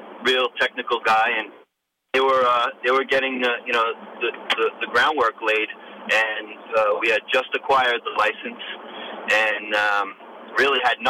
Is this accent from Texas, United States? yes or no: no; New York, United States; I'm from New York